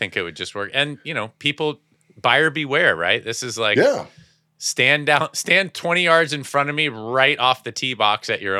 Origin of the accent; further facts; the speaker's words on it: San Jose, California, United States; Yeah, San Jose works.